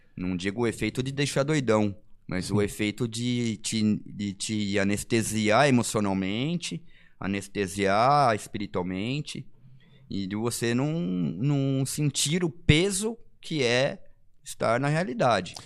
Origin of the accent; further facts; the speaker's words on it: São Paulo, Brazil; now in São José dos Campos, Brazil; sou de São Paulo, nasci em capital